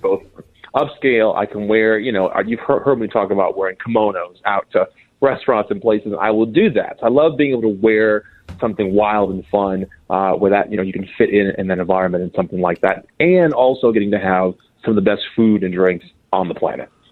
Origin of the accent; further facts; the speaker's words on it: Minnesota, United States; I'm from Minnesota